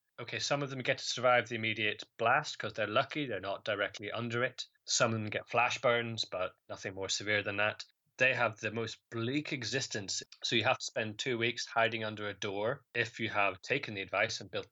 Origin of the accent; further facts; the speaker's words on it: Northern Ireland, United Kingdom; I grew up in Northern Ireland